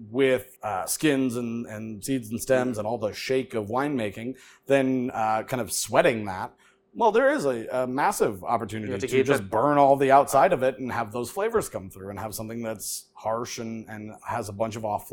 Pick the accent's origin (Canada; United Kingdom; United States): United States; also born or lived in Chicago, Illinois; I'm a mutt, I'm American, but my grandmother came over during World War II from Italy